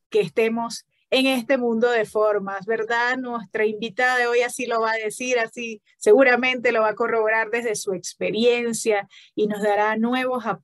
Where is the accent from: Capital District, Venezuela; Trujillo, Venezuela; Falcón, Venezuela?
Falcón, Venezuela; Yo también soy del Estado Falcón.